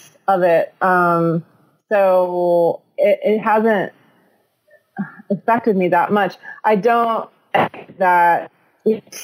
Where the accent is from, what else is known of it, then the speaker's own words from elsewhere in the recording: Beaver Falls, Pennsylvania, United States; moved away as an adult; also born or lived in New Hampshire / San Francisco, California / Lincoln, Nebraska; now in Pittsburgh, United States; I grew up north of here in a town called a mill town called Beaver Falls.